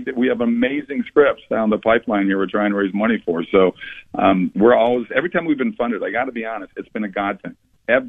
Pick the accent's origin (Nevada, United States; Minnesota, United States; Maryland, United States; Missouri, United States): Minnesota, United States; I grew up in Minnesota